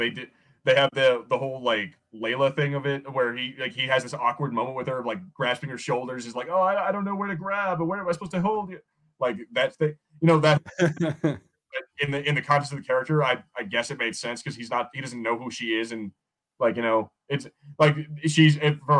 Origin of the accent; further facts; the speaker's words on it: United States; I'm American